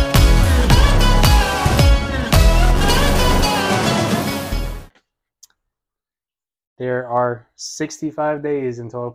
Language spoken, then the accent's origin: English; Virginia, United States; moved away as an adult; also born or lived in Florida; I grew up in Virginia